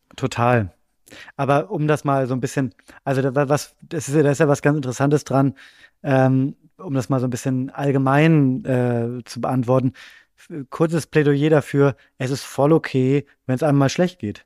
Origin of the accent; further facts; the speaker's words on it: Bremen, Germany; now in Berlin, Germany; ich ähm, wohne in Berlin, aber ich komme nicht aus Berlin, sondern ich komme aus Bremen ursprünglich